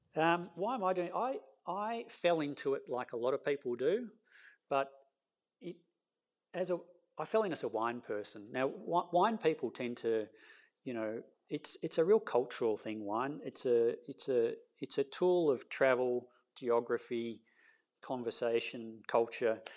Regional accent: Castlemaine, Victoria, Australia; also born or lived in Melbourne; I grew up in Castlemaine

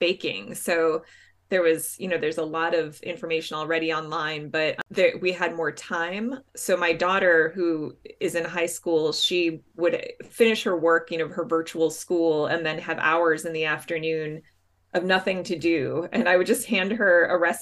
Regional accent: Chicago, Illinois, United States; I grew up in Chicago

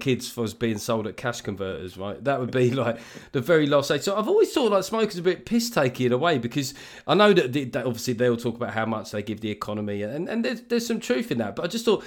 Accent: London, United Kingdom; you and I, growing up in South London

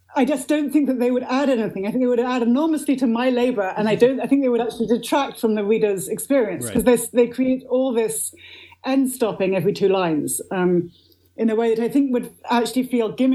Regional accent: Oxford, South East England, United Kingdom; I grew up in Oxford, England.

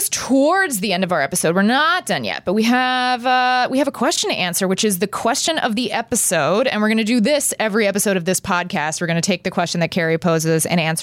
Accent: Texas, United States; moved away; when I was growing up in Texas

